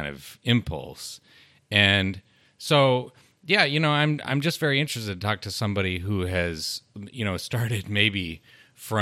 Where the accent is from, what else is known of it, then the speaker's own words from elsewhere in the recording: Colorado, United States; also born or lived in Utah; I grew up in Utah and in rural Colorado